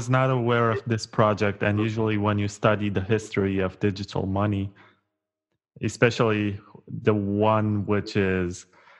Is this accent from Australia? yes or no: no; Romania; I'm from Romania.